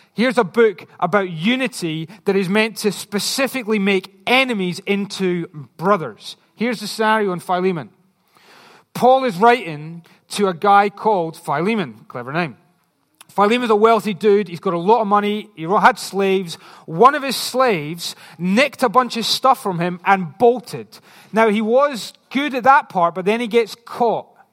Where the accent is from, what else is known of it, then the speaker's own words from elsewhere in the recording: Scotland, United Kingdom; I'm just Scottish